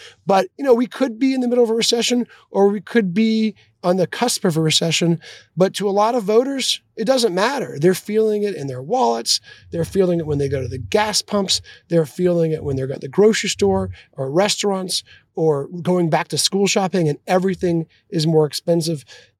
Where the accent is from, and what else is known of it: Atlanta, Georgia, United States; born or raised there